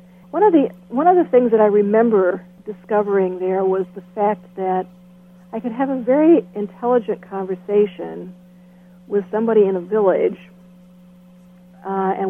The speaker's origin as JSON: {"language": "English", "country": "United States", "also_born_or_lived": "Nigeria"}